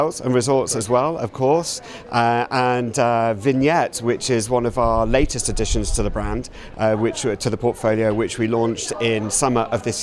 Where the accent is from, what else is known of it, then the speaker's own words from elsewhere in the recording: London, United Kingdom; being a Brit from London